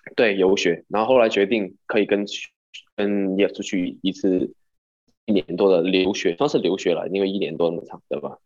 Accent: Hong Kong; moved away as an adult; also born or lived in San Diego; now in New York, United States; 我是香港人，然后现在是在纽约上大学三年级

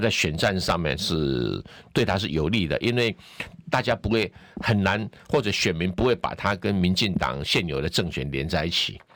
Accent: Taiwan; 我们台湾人

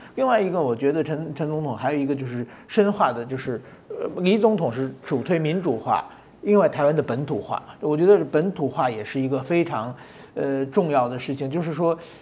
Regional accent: Japan; 我从日本来的

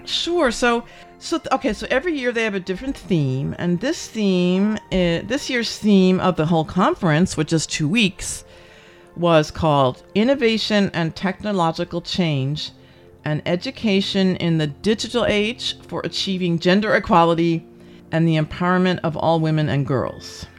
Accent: New Jersey, United States; now in Taiwan; we grew up in New Jersey

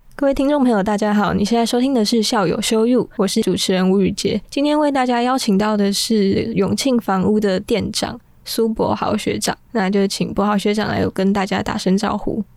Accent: Taipei, Taiwan; 我是台北人

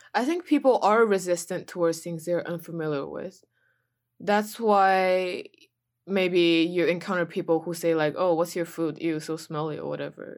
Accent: China; moved away; where are you from? And I said, China

